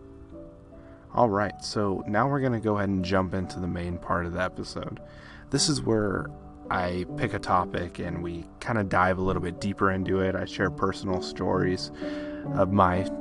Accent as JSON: {"language": "English", "region": "California", "country": "United States", "said": "I'm from California, so a lot of the stuff that is relative to me is California-based"}